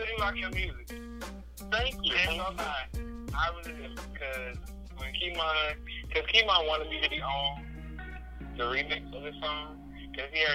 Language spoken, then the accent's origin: English; St. Louis, Missouri, United States; moved away as an adult; now in Texas, United States; I just moved to Texas and a week before we left, well, I'm from St. Louis